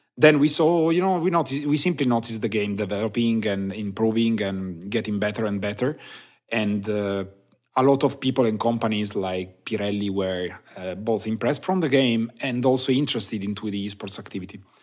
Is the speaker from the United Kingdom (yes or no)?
no; Turin, Piedmont, Italy; I'm from Turin, Italy